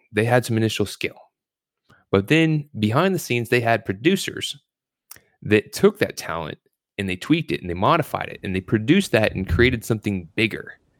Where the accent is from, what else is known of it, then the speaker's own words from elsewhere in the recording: Louisville, Kentucky, United States; also born or lived in Virginia Beach, Virginia; I was born in Virginia Beach, but raised in Louisville, Kentucky